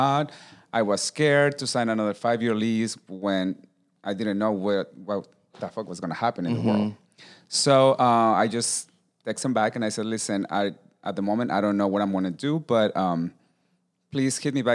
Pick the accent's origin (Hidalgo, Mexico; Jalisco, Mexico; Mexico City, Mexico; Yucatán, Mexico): Mexico City, Mexico; moved away as an adult; also born or lived in West Hollywood, United States; now in Los Angeles, United States; I'm originally from Mexico City, born and raised. I moved here when I was 24 years old